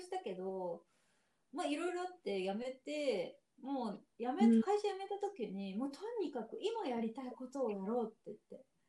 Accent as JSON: {"language": "Japanese", "region": "Yamaguchi", "country": "Japan", "tie": "born or raised there", "also_born_or_lived": "Nishinomiya, Hyogo", "moved": "as an adult", "said": "私山口県出身なんだけど"}